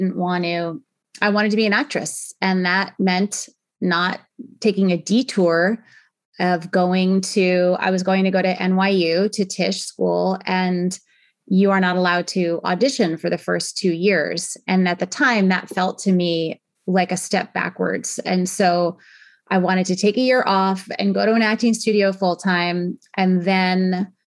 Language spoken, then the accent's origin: English; Northport, New York, United States; moved away as an adult; now in San Francisco, United States; I grew up on Long Island, which is just outside of New York City in New York